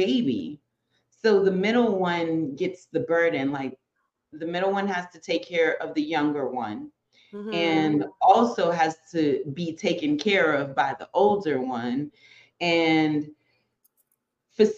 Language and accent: English; Boston, Massachusetts, United States; also born or lived in New York; I was a first generation Dominican New Yorker, but I was raised in Boston